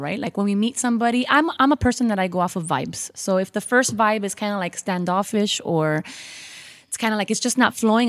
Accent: Miami, Florida, United States; I was born and raised in Miami

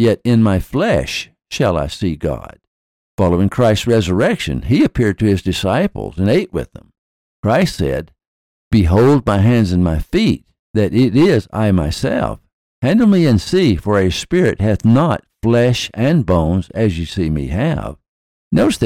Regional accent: the South, United States; When I was a child growing up in the South

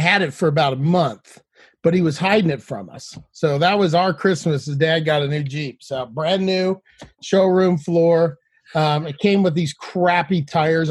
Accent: Salt Lake Valley, Utah, United States; I grew up in Utah in the Salt Lake Valley

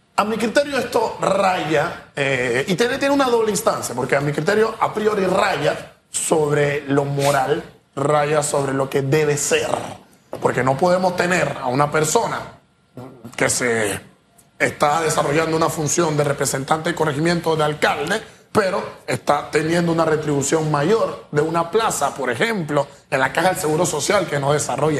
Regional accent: Panama; como panameño

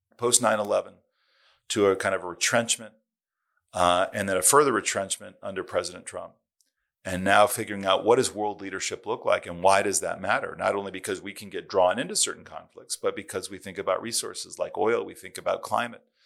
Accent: California, United States; California, my home state

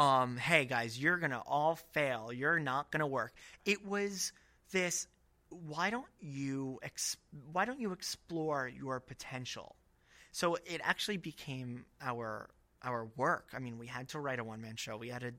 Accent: Fort Lauderdale, Florida, United States; also born or lived in Long Island, New York; Well, I'm actually originally from Long Island. Oh. Yeah, I'm a Long Island Jew by blood, but I was raised in Fort Lauderdale, so I'm like a Boca Jew.

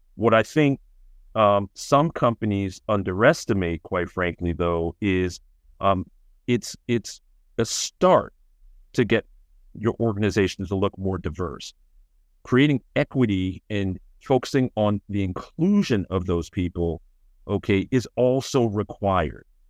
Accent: New York City, New York, United States; growing up in Brooklyn

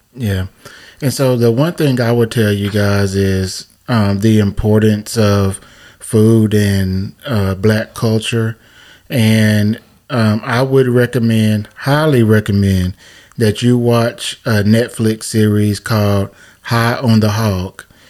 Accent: the South, United States; we're from the South, and and you know, Southern Black families

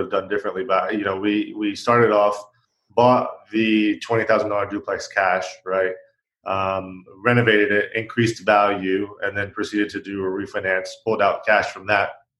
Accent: Orlando, Florida, United States; moved away as an adult; now in Los Angeles, United States; I'm from Florida, Orlando, Florida, with the mouse, and grew up there, pretty much born and raised. Moved to Los Angeles 5 years ago

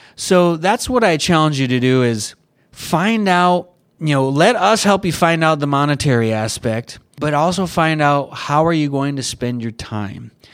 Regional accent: Michigan, United States; now in California, United States; I grew up in Michigan

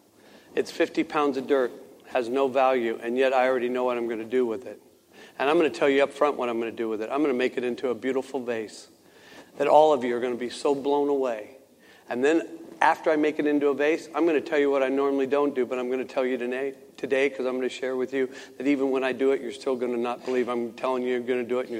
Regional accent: Southern California, United States; I grew up in Southern California, I come from 4 generations of heathen, filthy dog pigs

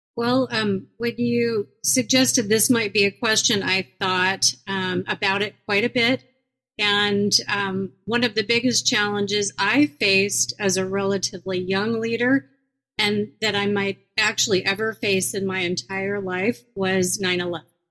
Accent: Iowa, United States; moved away as an adult; also born or lived in New York City / Minneapolis; now in Des Moines, United States; my home state of Iowa

